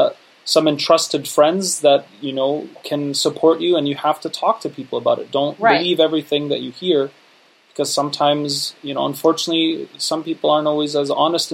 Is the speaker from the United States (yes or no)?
yes; United States; I was born and raised here in the United States, so I grew up with the Muslim community that was run by the immigrant community.